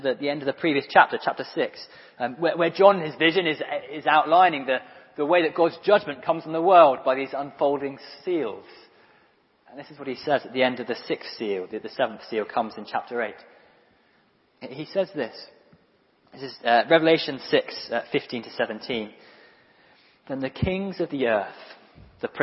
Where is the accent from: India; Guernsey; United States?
Guernsey; I'm from Guernsey in Channel Islands.